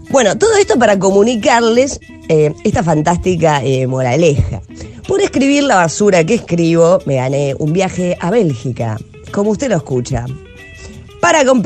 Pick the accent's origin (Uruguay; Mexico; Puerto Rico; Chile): Uruguay; soy la menos uruguaya de las uruguayas y la más argentina de las uruguayas.